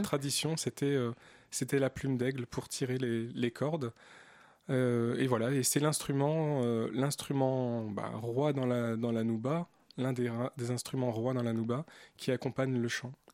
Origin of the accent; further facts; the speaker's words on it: Bourges, Centre-Val de Loire, France; also born or lived in Algiers, Algeria / Paris, France; Je, suis né en Algérie mais j'ai grandi en France